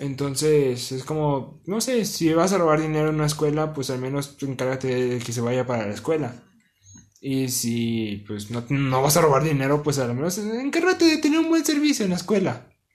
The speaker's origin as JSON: {"language": "Spanish", "country": "Mexico", "said": "Somos mexicanos"}